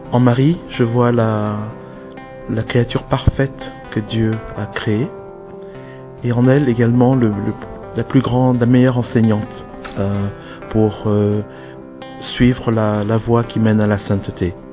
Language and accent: English; Benin; also born or lived in France; I'm originally from France and Benin, West Africa.